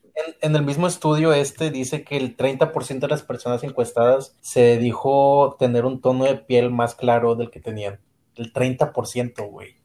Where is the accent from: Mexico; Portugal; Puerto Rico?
Mexico; aquí en México